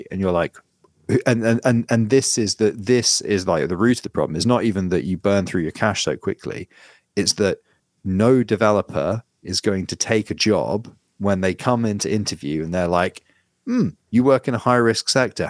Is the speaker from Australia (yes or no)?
no; United Kingdom; being British